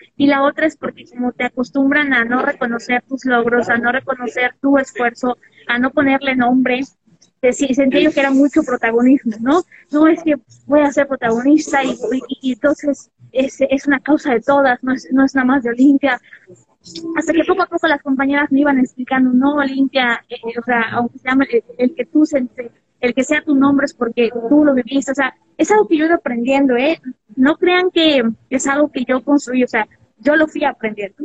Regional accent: Puebla, Mexico; now in Mexico City, Mexico; yo soy poblana, soy una mujer poblana

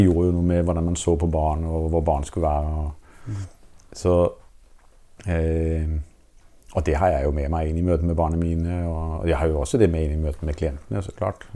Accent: Denmark; Norwegian is a second language; moved away as an adult; now in Norway; det at jeg er dansk

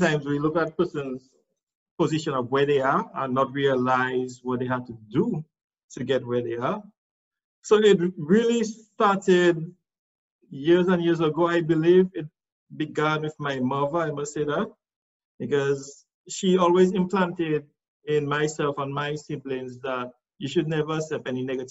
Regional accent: Roseau, Saint George, Dominica; also born or lived in Castle Comfort, Dominica; I am from Rozo

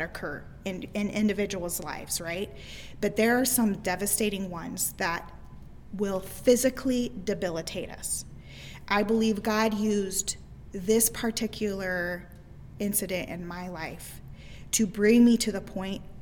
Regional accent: Midwest, United States; I was raised in the Midwest my entire life

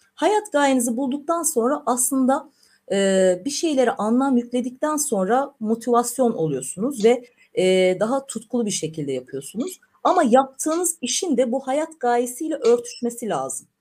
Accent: Black Sea Region, Turkey; ben Karadenizliyimdir.

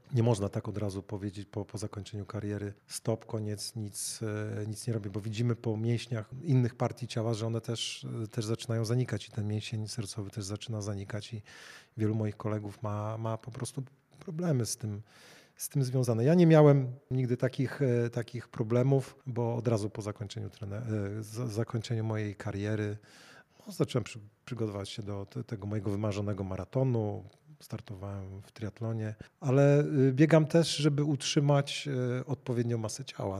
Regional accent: Gdańsk, Pomeranian Voivodeship, Poland; jako rodowity gdańszczanin

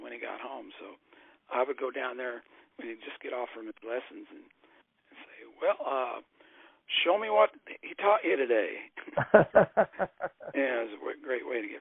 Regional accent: Wichita, Kansas, United States; I was born in Wichita, Kansas in 1951

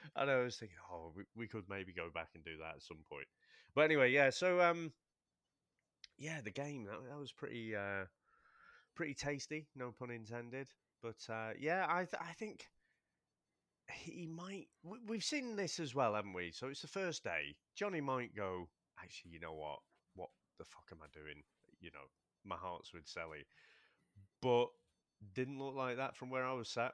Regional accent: United Kingdom; we're British

